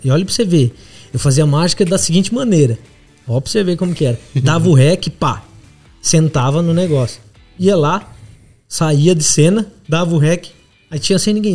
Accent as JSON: {"language": "Portuguese", "town": "Assis", "region": "São Paulo", "country": "Brazil", "moved": "as an adult", "lives_now": "São Paulo, Brazil", "said": "Sou de Assis, do interior de São Paulo"}